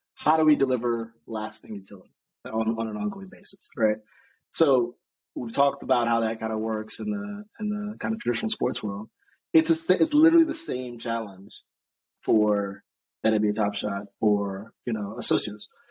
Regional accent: United States; I'm obviously American

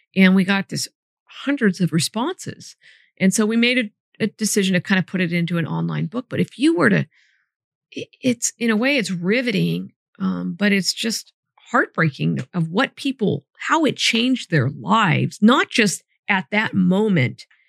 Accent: Sacramento, California, United States; moved away as an adult; also born or lived in Solano County; I grew up right near Arden and Eastern.

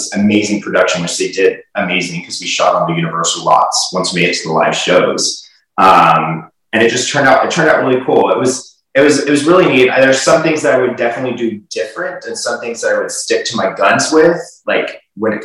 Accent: Houston, Texas, United States; moved away; I'm originally from Houston

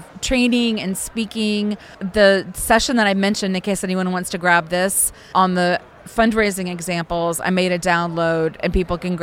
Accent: Austin, Texas, United States; I'm from Texas. I'm from Austin, Texas

